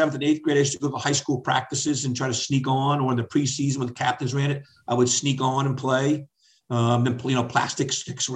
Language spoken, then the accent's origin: English; West Hartford, Connecticut, United States; born or raised there; also born or lived in Lancaster, Pennsylvania; now in Annapolis, United States